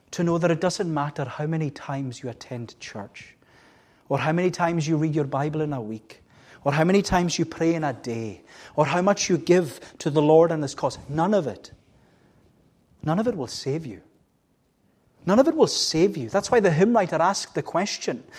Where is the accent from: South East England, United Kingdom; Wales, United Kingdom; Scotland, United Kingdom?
Scotland, United Kingdom; Melbost; I was brought up in Melbourst, and we always had cows